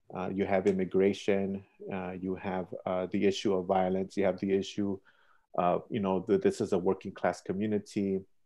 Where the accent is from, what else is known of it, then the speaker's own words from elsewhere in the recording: Chicago, Illinois, United States; So I went to school here, I went to high school here, I live here